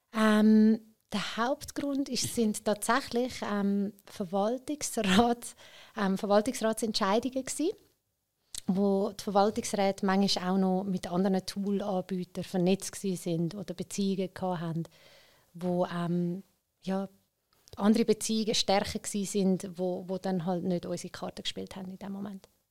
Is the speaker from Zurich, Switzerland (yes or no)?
yes; Zurich, Switzerland; ich bin in Schwammendingen auch selber aufgewachsen